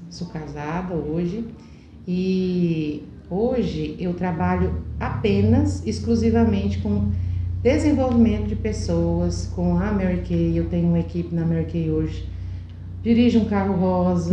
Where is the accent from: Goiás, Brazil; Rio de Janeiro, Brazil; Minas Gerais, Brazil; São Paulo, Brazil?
Goiás, Brazil; Alto Horizonte; moved away; Eu sou de Alto Horizonte, vim para cá com três anos